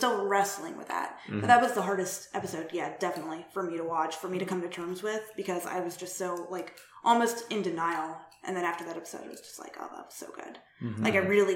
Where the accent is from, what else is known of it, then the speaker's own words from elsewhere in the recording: Indiana, United States; We're both from the Midwest